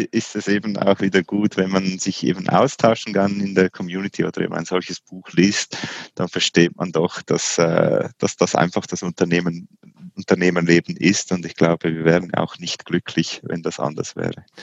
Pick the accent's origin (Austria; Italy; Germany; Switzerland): Switzerland; Auch als Schweizer heißt man da ungeduldig.